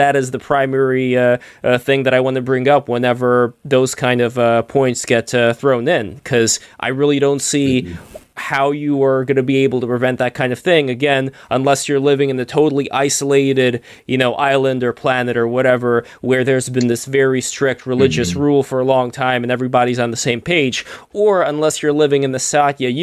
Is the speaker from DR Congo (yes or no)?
no; Saint Petersburg, Russia; moved away; I am originally from the USSR, I was born in St. Petersburg, Russia in 1988